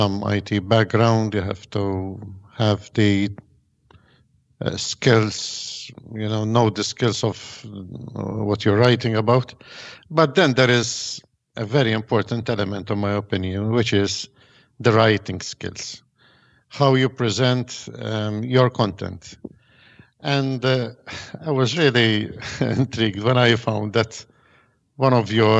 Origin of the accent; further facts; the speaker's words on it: Malta; I'm from Malta. We are living here in a soccer mad island